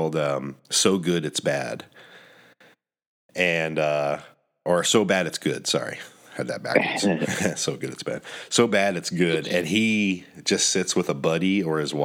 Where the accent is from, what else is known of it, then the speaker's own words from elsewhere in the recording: Colorado, United States; now in Florida, United States; I'm from Colorado